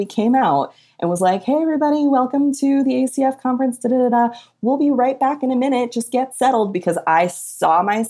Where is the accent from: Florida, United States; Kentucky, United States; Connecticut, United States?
Connecticut, United States; I grew up in Connecticut.